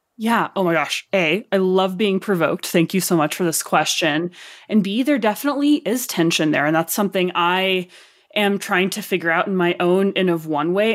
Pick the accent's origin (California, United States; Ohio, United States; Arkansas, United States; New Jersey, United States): Arkansas, United States; accent: Arkansas; my Arkansas accent